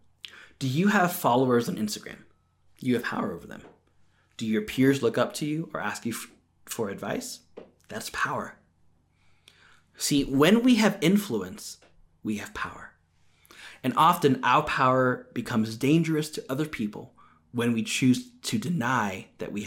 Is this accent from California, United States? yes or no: yes; California, United States; when I was growing up in California.